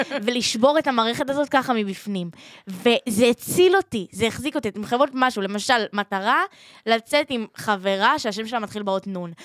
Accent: Holon, Tel Aviv District, Israel; אני מחולון ואני בצבא כרגע

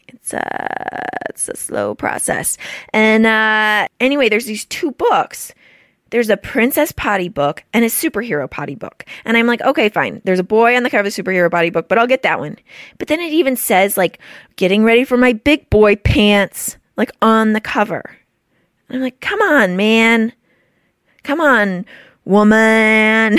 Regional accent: Houston, Texas, United States; I'm from Houston?

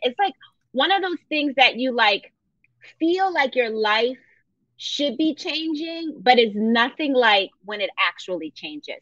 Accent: Philadelphia, Pennsylvania, United States; I grew up in Philadelphia

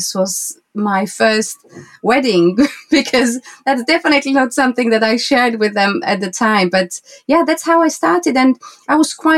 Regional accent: Slovakia; moved away as an adult; now in Windsor, United Kingdom; I was born in Slovakia, former Czechoslovakia, mm-hmm. and now I live in the UK. I live in Windsor, and my studio is in Bray

